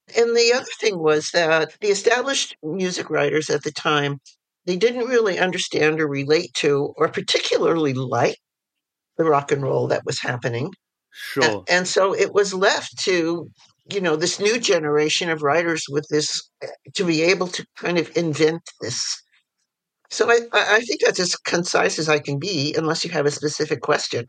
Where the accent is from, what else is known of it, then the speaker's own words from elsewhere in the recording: New York City, New York, United States; I was born in New York City and I was raised in various parts of the city and also the suburbs and back in the city for high school.